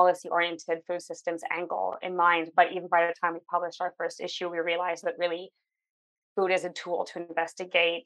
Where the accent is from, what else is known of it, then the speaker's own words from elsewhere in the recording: Vancouver, British Columbia, Canada; moved away; also born or lived in Berlin, Germany; Zoe and I are both from Vancouver